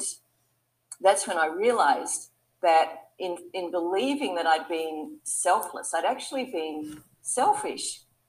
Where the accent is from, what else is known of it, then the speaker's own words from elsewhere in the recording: Sydney, New South Wales, Australia; We ran an advertising agency in Sydney, my hometown in Australia.